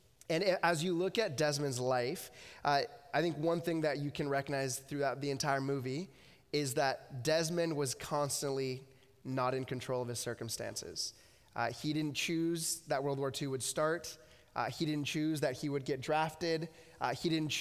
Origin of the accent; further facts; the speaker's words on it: United States; moved away as an adult; now in Abbotsford, Canada; I grew up in the States and then moved up here 9 years ago